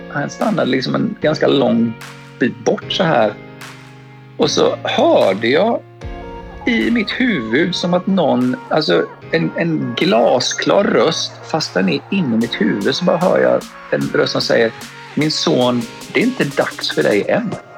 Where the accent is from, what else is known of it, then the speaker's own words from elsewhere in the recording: Gothenburg, Västra Götaland, Sweden; moved away as an adult; also born or lived in Stockholm / Thailand / California; now in Australia; Född och uppväxt i Göteborg